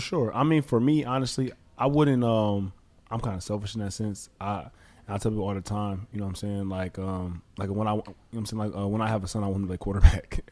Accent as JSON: {"language": "English", "town": "Detroit", "region": "Michigan", "country": "United States", "tie": "born or raised there", "also_born_or_lived": "Southfield, Michigan", "said": "I grew up actually in Detroit, and then we actually moved to Southfield"}